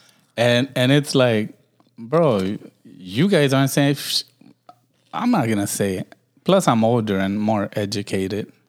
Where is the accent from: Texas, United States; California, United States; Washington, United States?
California, United States; Los Angeles; I'm from Watts